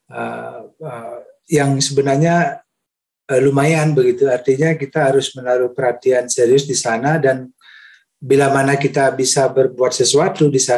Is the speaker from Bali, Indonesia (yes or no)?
yes; Bali, Indonesia; saya kira uh, saya sebagai warga Bali ya uh, uh, merasa bersyukur